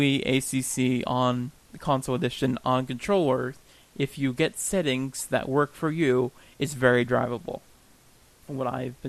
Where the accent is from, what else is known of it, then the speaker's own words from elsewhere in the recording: United States; we're American.